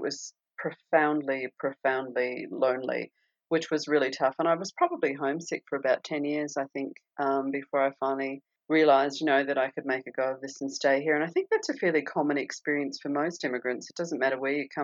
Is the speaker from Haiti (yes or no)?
no; Australia; first language English; moved away as an adult; also born or lived in Perth; now in United States; So when growing up, I used to watch American TV shows and English TV shows and Australian TV shows.